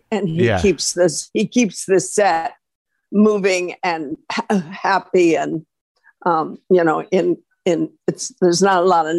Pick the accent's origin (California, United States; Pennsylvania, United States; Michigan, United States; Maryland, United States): Michigan, United States; also born or lived in Los Angeles; now in New York, United States; I grew up in Michigan, so I'm used to four seasons.